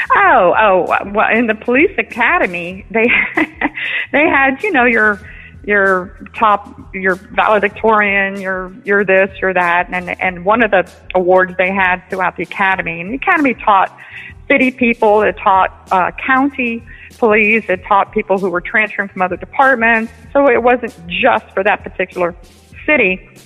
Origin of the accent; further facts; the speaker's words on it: United States; I'm an American. I'm born in America. My parents were born in New York City